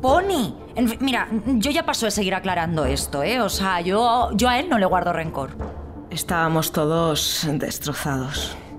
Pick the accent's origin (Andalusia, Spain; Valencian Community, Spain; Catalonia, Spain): Valencian Community, Spain; Alfafar; me crié en Alfafar, que está muy cerquita de la albufera